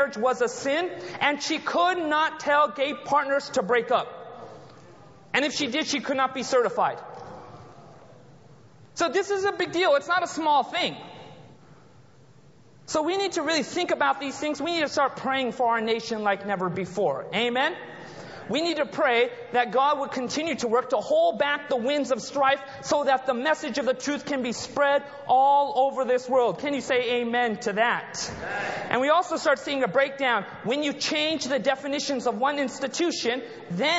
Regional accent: Anaheim, California, United States; I was born and raised in the United States. Born in Southern California, the city of Anaheim, close to Disneyland

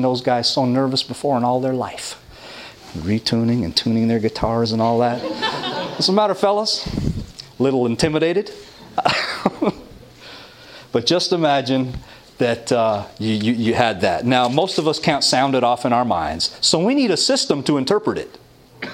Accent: Toronto, Ontario, Canada; I come from Toronto

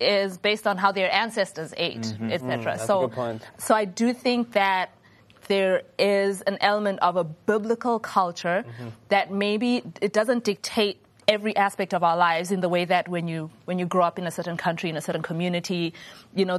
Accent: Zimbabwe; moved away; I grew up in Zimbabwe

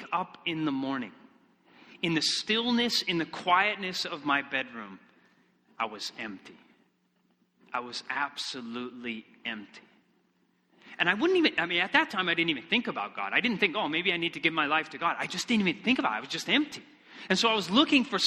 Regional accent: Michigan, United States; moved away; also born or lived in Iceland; I come from Michigan originally

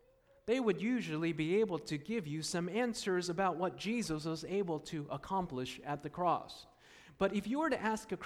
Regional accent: Takoma Park, Maryland, United States; I was born in Tacoma Park, Maryland, at Washington Adventist Hospital.

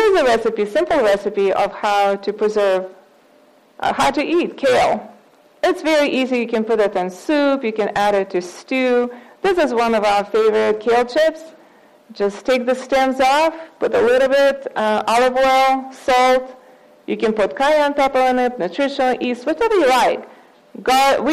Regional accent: Russia; now in United States; I'm from Russia, so we used to eat beets all the time

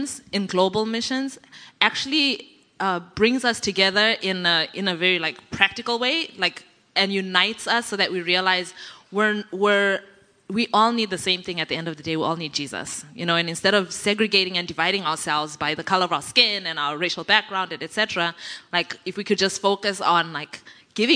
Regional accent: Zimbabwe; moved away; I grew up in Zimbabwe

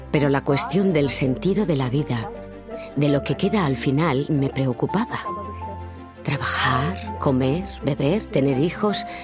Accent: East Germany, Germany; Crecí en Alemania del Este

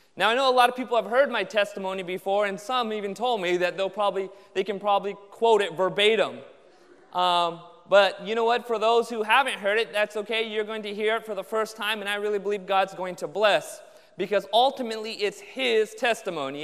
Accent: Anaheim, California, United States; I grew up in Southern California, Orange County, born and raised there in Anaheim

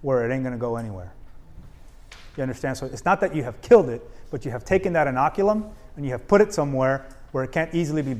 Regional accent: Arizona, United States; moved away as an adult; also born or lived in East Coast; I grew up in Arizona

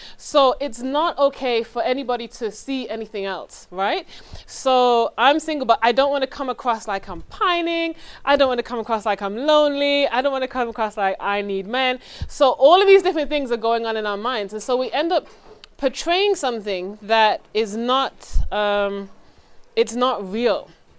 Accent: England, United Kingdom; now in United States; I'm originally from England. My accent is not that strong now because I've been in this country for a while.

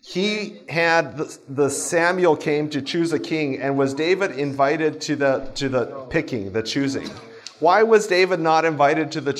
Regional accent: Japan; I grew up in Japan.

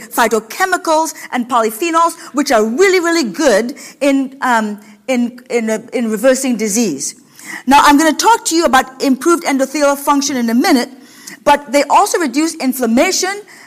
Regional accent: Washington, United States; now in Ohio, United States; a lot of skinny people in Washington State, where I come from

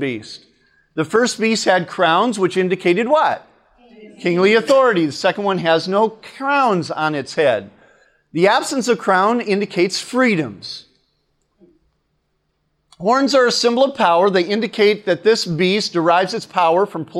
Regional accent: United States; I'm an American today

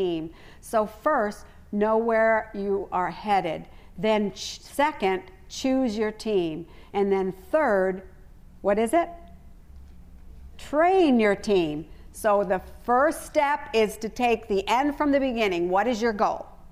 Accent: United States; I know I'm not an Australian, and I know my accent gives me away

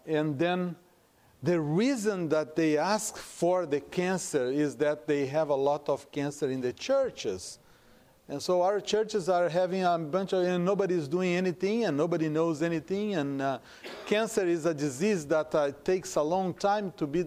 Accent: Brazil; first language Portuguese; English is a second language; moved away as an adult; also born or lived in Hong Kong; now in United States; I am from Brazil. And I am in the United States for about 20 years, except for some years that I spent in Hong Kong.

